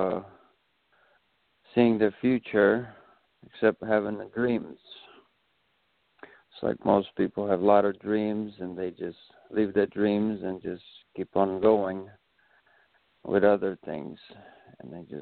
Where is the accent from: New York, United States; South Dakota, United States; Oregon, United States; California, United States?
South Dakota, United States; Rapid City; also born or lived in Pine Ridge Indian Reservation, South Dakota; now in Chicago, United States; I'm originally from South Dakota. I am Oglala Lakota Sioux. I was raised on the Pine Ridge Indian Reservation and then Rapid City, and then now I'm in the big city of Chicago